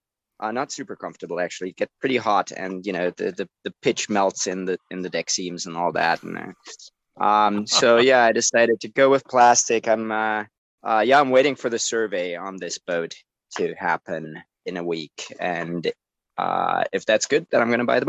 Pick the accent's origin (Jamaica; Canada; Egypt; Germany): Germany; now in United States; From Germany. I moved to the US in 2008.